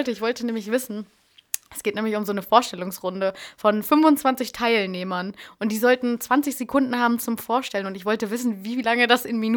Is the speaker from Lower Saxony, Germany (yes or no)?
yes; Lower Saxony, Germany; ich komme auch aus Niedersachsen.